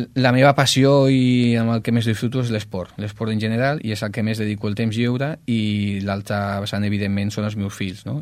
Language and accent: Catalan; Ripollet, Catalonia, Spain; el poble on vas néixer doncs, s'està doncs, transformant